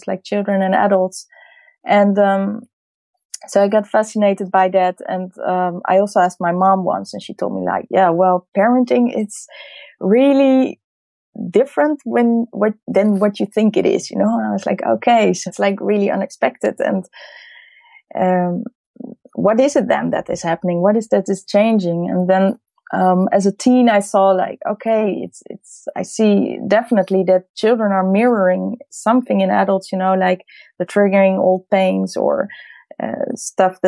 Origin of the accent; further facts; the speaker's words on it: Amsterdam, North Holland, Netherlands; I'm from Amsterdam. I was born in Holland